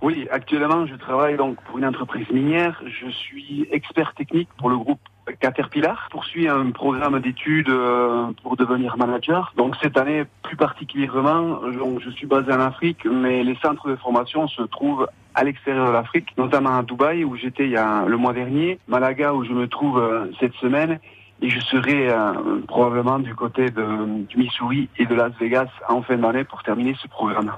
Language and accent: French; Arnéguy, Nouvelle-Aquitaine, France; moved away as an adult; now in Burkina Faso; je suis originaire du plus beau village du monde qui, qui s'appelle Arnegui.